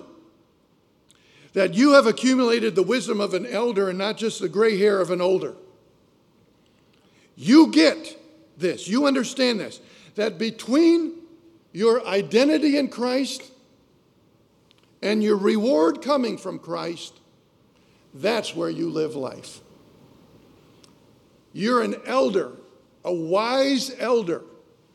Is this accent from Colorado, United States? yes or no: yes; Colorado, United States; moved away as an adult; also born or lived in Quantico, Virginia; We're leaving from Colorado